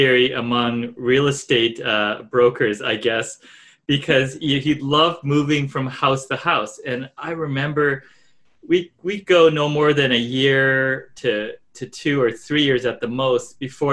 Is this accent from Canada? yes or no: yes; Canada; also born or lived in Japan; now in Vancouver, Canada; I was three when I came to Canada